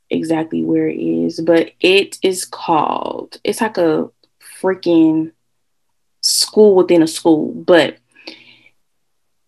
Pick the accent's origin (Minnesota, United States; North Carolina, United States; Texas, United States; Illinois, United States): Illinois, United States; Illinois State is in my home state